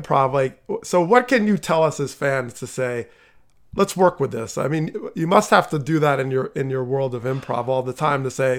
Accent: northern New Jersey, United States; moved away; and I didn't grow up outside of Philly. I grew up in New Jersey, but north.

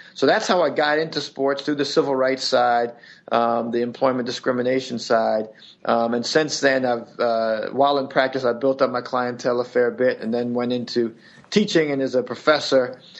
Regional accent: Washington, District of Columbia, United States; I grew up in Washington D.C. area

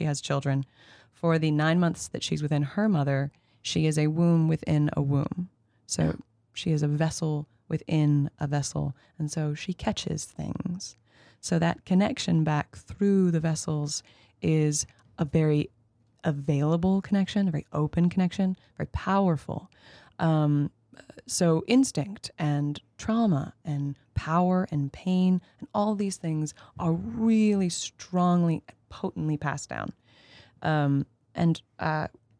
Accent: just north of New York City, United States; I am a New Yorker, born and raised, but technically I'm from just north of the city

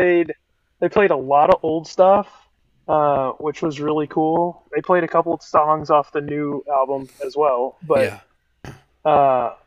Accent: Oklahoma, United States; now in Arkansas, United States; I grew up in a household that listened to metal like my whole life, and I'm from Oklahoma, so it's not like I'm that far from Arkansas.

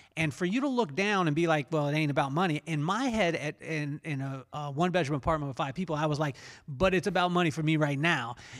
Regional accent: Lompoc, California, United States; as a kid growing up in Lompoc, California

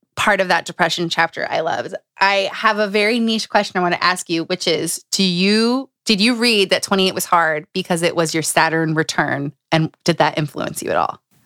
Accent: Utah, United States; moved away; I grew up in Utah for, like, six years

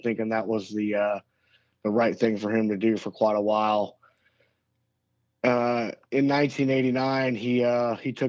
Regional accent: Central Florida, United States; moved away as an adult; also born or lived in Fort Lewis, Washington / Hawaii; my hometown, growing up in Central Florida

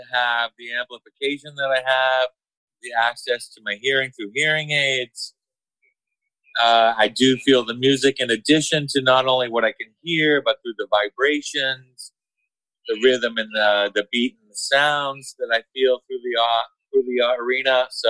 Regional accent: Seattle, Washington, United States; I'm from Seattle, Washington, and I consider myself hard of hearing.

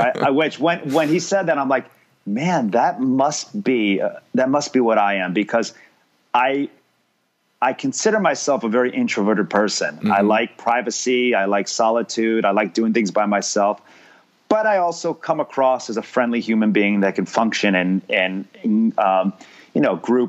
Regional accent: New York, United States; also born or lived in Miami; now in Los Angeles, United States; Yeah, it might have helped that I grew up right outside New York.

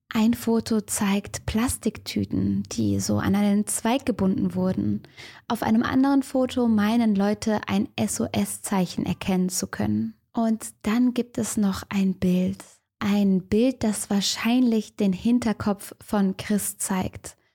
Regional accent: Cologne, North Rhine-Westphalia, Germany; ich als Kölnerin

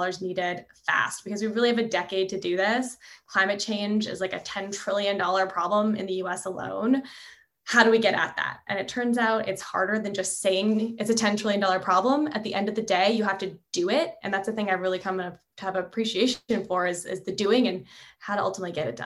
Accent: Canada; moved away as an adult; also born or lived in Montreal; now in California, United States; I'm originally from Canada, so you know, I had this desire to figure out how energy is involved with national economic policy, because that's a big thing back in Canada where I'm from

